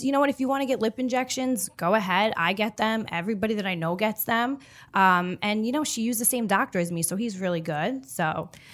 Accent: New York City, New York, United States; I'm born and raised on Staten Island

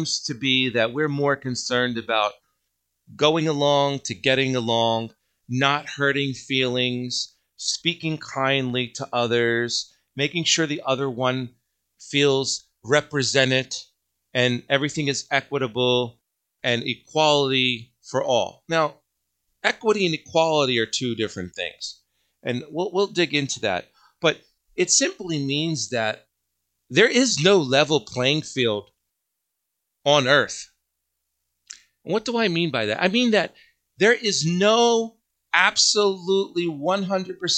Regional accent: United States; I am an American.

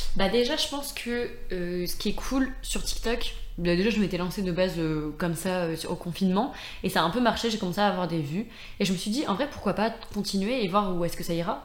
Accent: Brittany, France; now in Lyon, France; je reviens assez souvent quand même en Bretagne euh, bah, parce que je suis très proche de ma famille

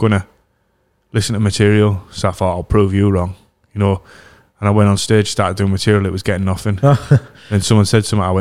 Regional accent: Middlesbrough, North East England, United Kingdom; I'm from Middlesbrough.

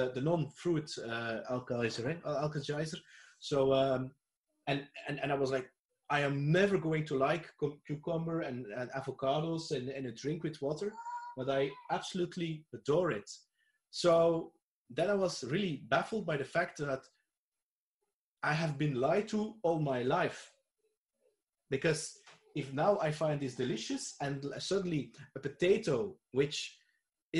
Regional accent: Belgium; I'm from Belgium, and the region where I live is very close

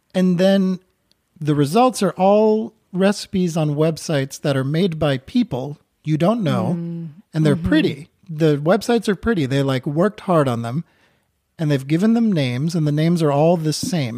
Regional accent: Newton, Massachusetts, United States; moved away as an adult; also born or lived in New York City; now in Vermont, United States; I grew up outside of Boston in Newton, Massachusetts, and then I lived in New York City for fifteen years

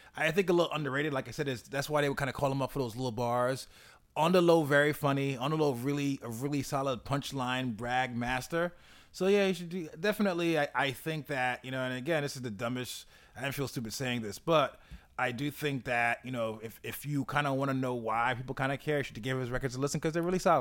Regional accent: New York, United States; as a New Yorker

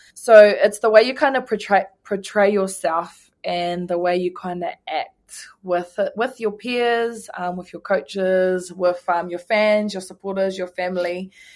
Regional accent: Ruatoki, Bay of Plenty, New Zealand; my hometown, Ruatake

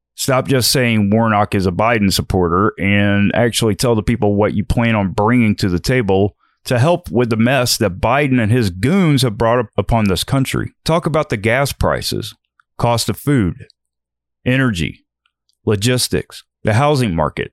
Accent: United States; American citizens

